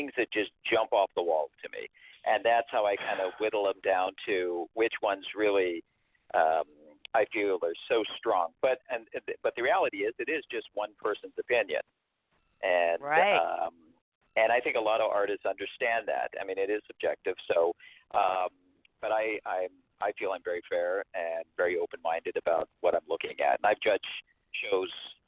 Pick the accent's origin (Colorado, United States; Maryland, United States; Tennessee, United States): Colorado, United States; Denver; But I'm actually from Denver, Colorado.